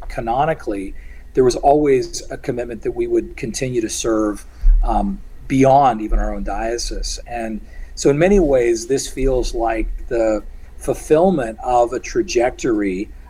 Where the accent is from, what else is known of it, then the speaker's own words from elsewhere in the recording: Canada; moved away as an adult; now in Plano, United States; I still am Canadian. I'm a Canadian with a green card in the U.S.